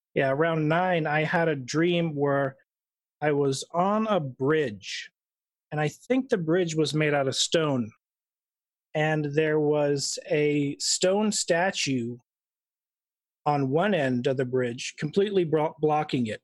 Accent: Idaho, United States; I was born in Idaho

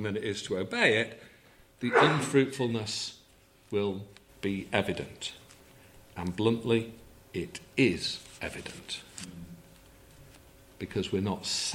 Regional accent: England, United Kingdom; we're English

